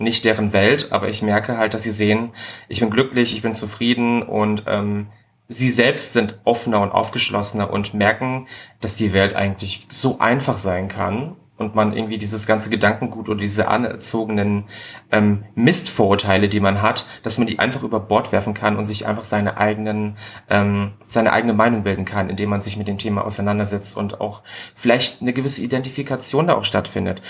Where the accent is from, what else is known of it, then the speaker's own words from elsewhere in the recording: Ribnitz-Damgarten, Mecklenburg-Vorpommern, Germany; now in Berlin, Germany; Also geboren bin ich in, Rib, äh, in Ribnitz-Dammgarten in Mecklenburg-Vorpommern